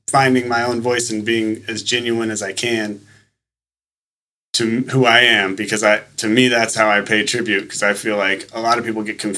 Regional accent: Manila, Metro Manila, Philippines; when I was three, my parents bought a house in Manila, and so I grew up out in Manila

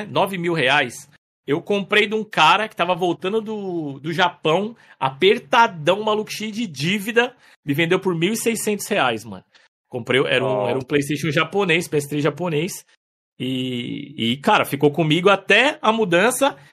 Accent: São Paulo, Brazil; also born or lived in Paraná; Eu, na verdade, assim, eu sou nascido no Paraná, né? Nasci no Paraná com 5 anos, eu me mudei pra São Paulo e fui criado ali em São Paulo, ali, na, na zona leste, ali, extremo leste, ali, Vila Itaim e tal.

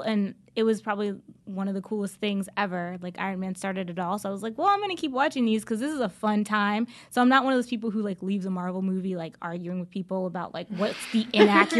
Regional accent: East Coast, United States; moved away as an adult; I've been out here for about 11 years, and I'm from the East Coast originally

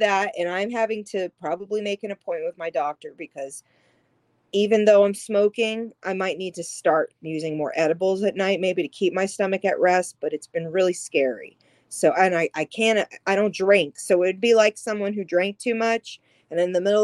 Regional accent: Louisiana, United States; I am from Louisiana

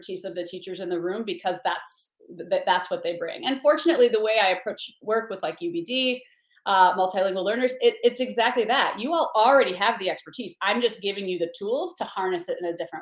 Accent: Beloit, Wisconsin, United States; moved away; Beloit, Wisconsin, my hometown

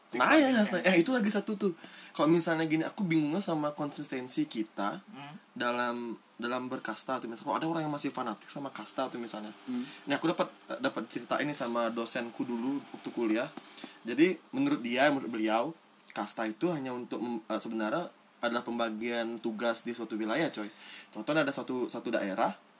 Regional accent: Denpasar, Bali, Indonesia; aku uh, lahir di Denpasar kota besar dan tumbuh kembangku menuju dewasa ini di lingkungan perumahan yang plural sekali

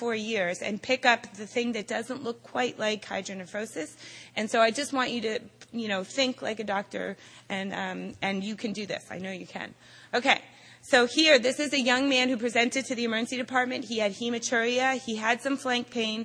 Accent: Boston, Massachusetts, United States; I am from Boston

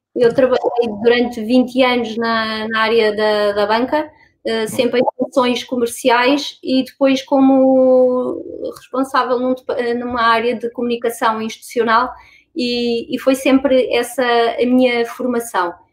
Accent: Lisbon, Portugal; vivi e cresci sempre em Lisboa

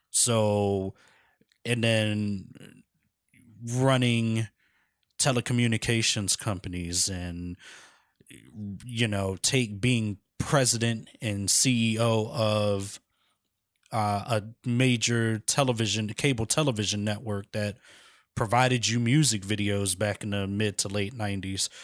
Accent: Philadelphia, Pennsylvania, United States; born and raised in Philadelphia, Pennsylvania

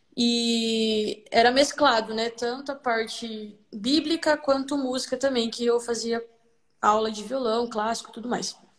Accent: Vilhena, Rondônia, Brazil; sou nascida aqui em Vilhena, Rondônia

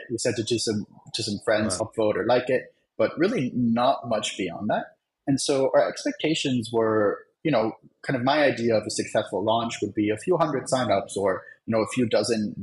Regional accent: Germany; now in New York, United States; I'm from Germany

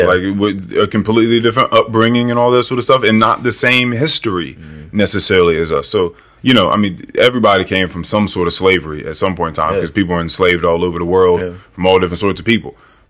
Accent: Liberia; Because I'm African, I'm from Liberia, I'm not that.

